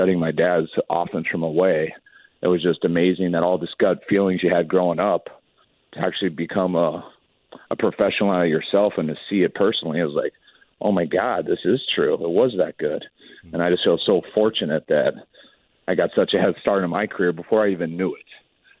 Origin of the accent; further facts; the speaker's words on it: Denver, Colorado, United States; And growing up in Denver, just going back and forth, I mean, that's, I mean, I've really never lived anywhere in my life longer than 4 years. But I moved back to Denver 3 different times.